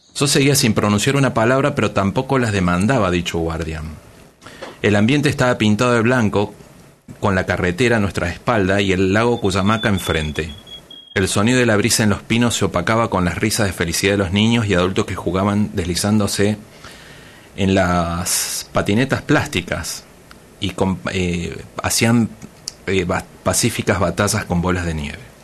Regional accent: Argentina; now in Tijuana, Mexico; soy más tijuanense que muchos tijuanenses, pero soy nacido en Argentina

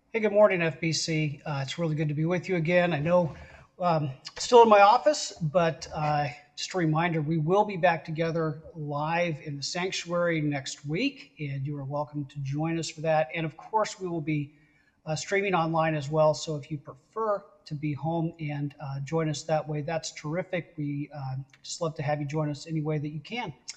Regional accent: West Coast, United States; I'm from the West Coast.

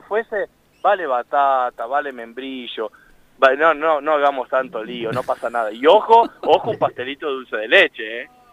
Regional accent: Entre Ríos, Argentina; yo soy de Entre Ríos. Me recuerdo que mi abuela hacía locrada para toda la familia

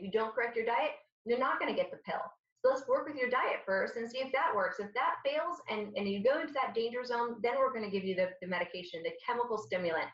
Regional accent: Syria; now in United States; I'm Syrian, so I'm from the Mediterranean.

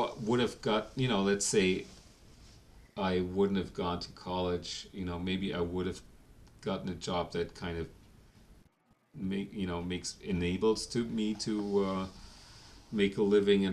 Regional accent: Germany; moved away as an adult; now in New York, United States; I grew up in Germany

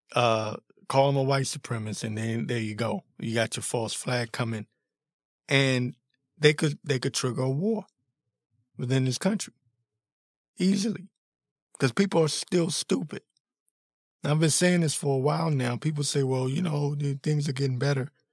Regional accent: Washington, District of Columbia, United States; I was born and raised in the Washington, D.C. area

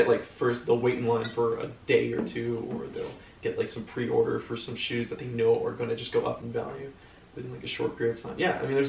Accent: Los Angeles, California, United States; I think I was born in West Hills Hospital. It's West Hills is a small suburb in the greater city of Los Angeles. And and basically I grew up in a small gated street

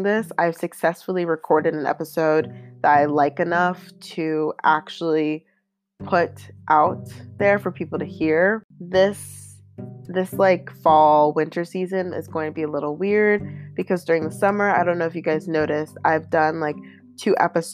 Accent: Pittsburgh, Pennsylvania, United States; I'm from Pittsburgh.

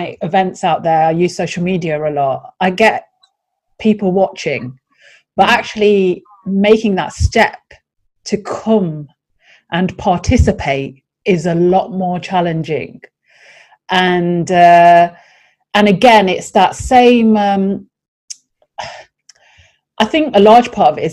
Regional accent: United Kingdom; being British-born, Muslim, Pakistani, female in this city

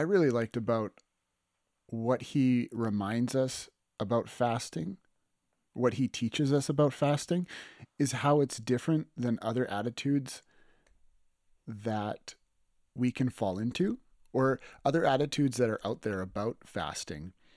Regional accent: Lethbridge, Alberta, Canada; this landmark bridge that's in my hometown of Lethbridge

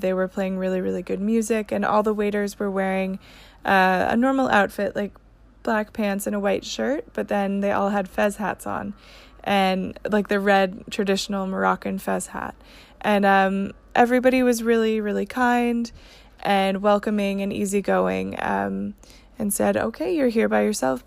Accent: Texas, United States; I'm from Texas

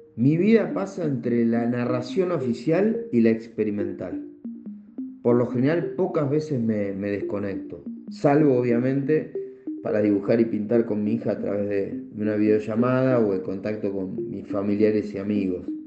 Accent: Comandante Nicanor Otamendi, Buenos Aires Province, Argentina; moved away as an adult; also born or lived in Asunción, Paraguay; now in Bolivia; mi pueblo, comandante Nicanor Tamendi

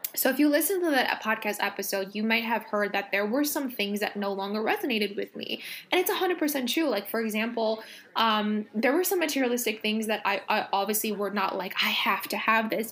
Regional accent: Los Angeles, California, United States; I grew up in Los Angeles

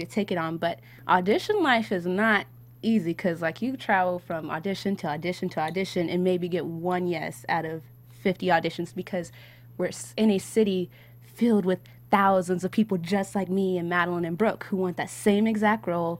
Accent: Seattle, Washington, United States; now in Los Angeles, United States; And I'm actually originally from Seattle, Washington. So came out

